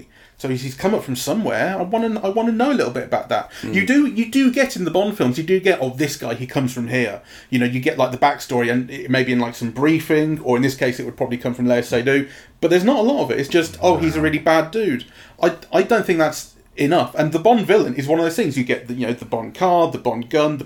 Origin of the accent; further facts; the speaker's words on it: England, United Kingdom; as an English person